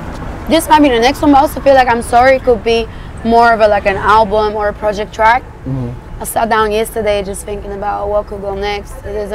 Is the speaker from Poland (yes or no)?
yes; Poland; I ate that shit growing up in Poland.